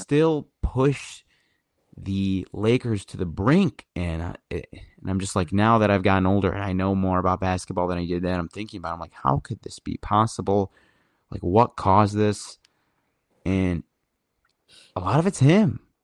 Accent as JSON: {"language": "English", "town": "Sterling Heights", "region": "Michigan", "country": "United States", "lives_now": "East Lansing, United States", "said": "I'm like, from uh, Sterling Heights, Michigan, which is about 20 miles outside of Detroit, Michigan"}